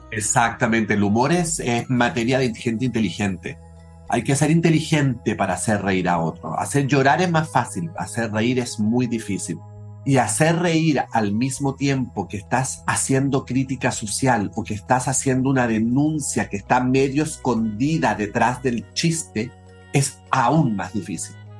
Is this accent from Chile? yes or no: yes; Chile; Yo crecí en Chile en los años 70, 80